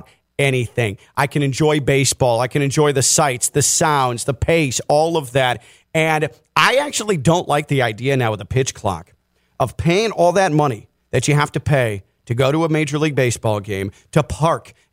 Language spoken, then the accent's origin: English; Chicago, Illinois, United States; now in South Florida, United States; I also was born and raised in the Chicago area